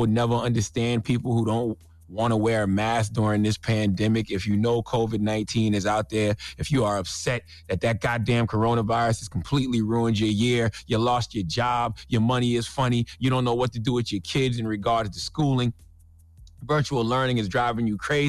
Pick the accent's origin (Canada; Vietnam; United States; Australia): United States; I'm not appalled by Shauna and Betty. I'm not disgusted by Shauna and Betty. I'm just American.